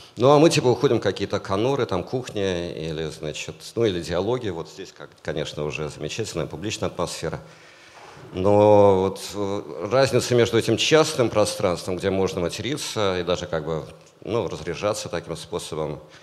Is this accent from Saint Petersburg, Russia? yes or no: yes; Saint Petersburg, Russia; я рос в Питере